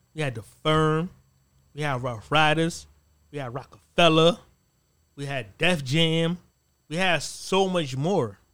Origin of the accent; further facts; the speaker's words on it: East Coast, United States; I'm, I'm from the East Coast. I'm not from the West Coast